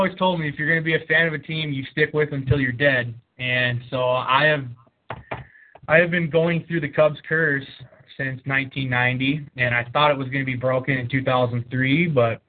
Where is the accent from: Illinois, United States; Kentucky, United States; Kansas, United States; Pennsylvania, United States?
Illinois, United States; Chicago; born there; I was born in Chicago.